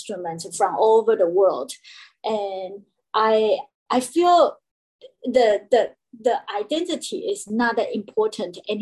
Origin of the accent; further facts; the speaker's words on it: Taiwan; English is a second language; moved away as an adult; now in United States; I grew up in Taiwan, so I didn't speak English, and I learned my English in USA. I never tried to get rid of my accents